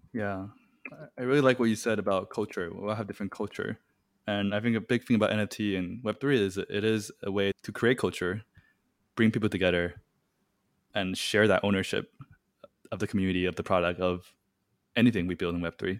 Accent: Taiwan; moved away; I'm originally from Taiwan

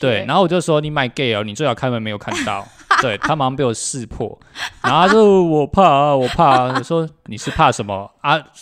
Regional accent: Taiwan; 我们台湾人

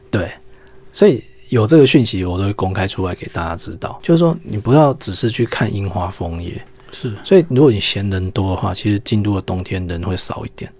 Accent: Taiwan; 因为我们台湾人

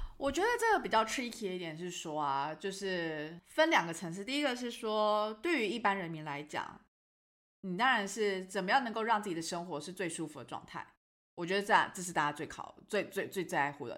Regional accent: Taiwan; 他一知道我就台湾人

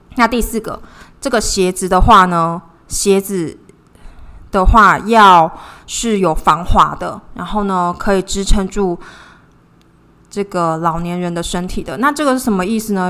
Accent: Taiwan; 我是台湾人

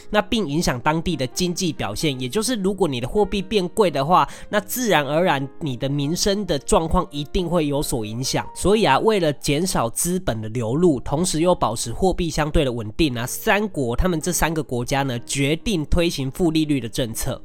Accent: Taiwan; 我们台湾人

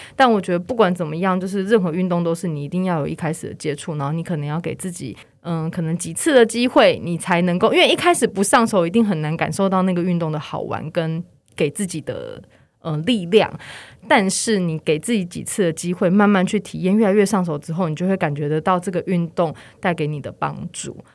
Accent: Taichung, Taiwan; now in Taipei, Taiwan; 我是台中人

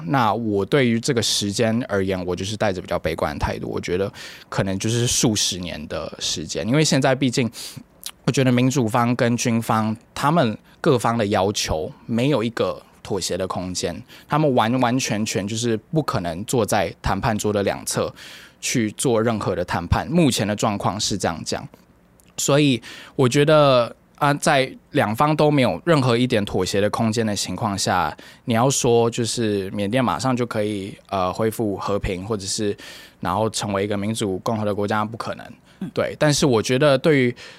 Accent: Taiwan; also born or lived in Myanmar; 作为一个台湾人

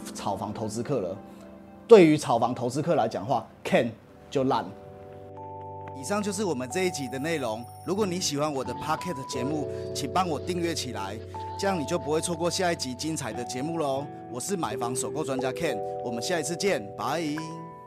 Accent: Taiwan; 我是台湾人，I am from Taiwan

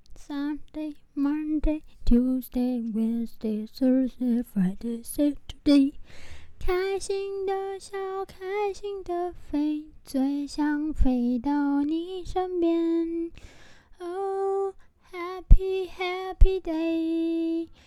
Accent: Taiwan; 身为台湾人

